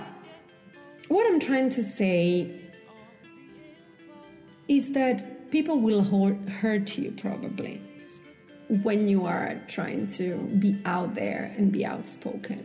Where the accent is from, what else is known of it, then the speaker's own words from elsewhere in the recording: Italy; moved away; I come from Italy. We make out in public